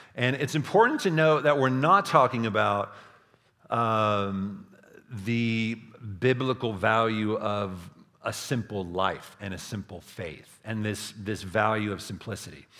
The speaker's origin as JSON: {"language": "English", "region": "Texas Hill Country", "country": "United States", "tie": "born or raised there", "said": "I grew up in the Texas Hill Country"}